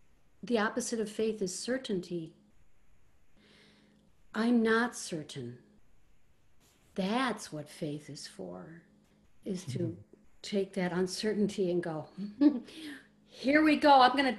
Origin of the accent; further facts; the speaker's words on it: Ireland; you know, you know, I'm Irish.